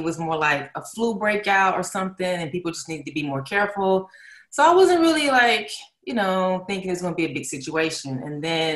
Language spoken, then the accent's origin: English; Atlanta, Georgia, United States; moved away as an adult; now in Los Angeles, United States; I'm from Atlanta, Georgia. I've been in LA for about maybe 6 or 7 years now. Back and forth from Atlanta. That's where I, you know, come from